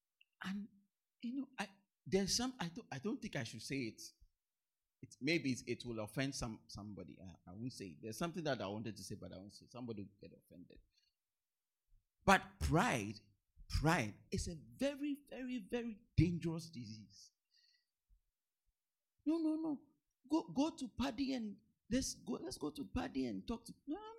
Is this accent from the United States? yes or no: no; South India, India; Me, I'm from the South. I'm from South India. I can't go to North India.